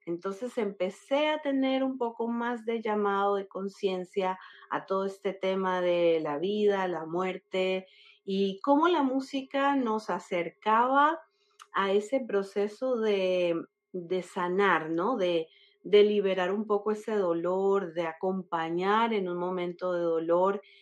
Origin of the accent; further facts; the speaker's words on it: Colombia; now in Florida, United States; Soy colombiana de nacimiento, eh, llevo 20 años viviendo en la Florida, en los Estados Unidos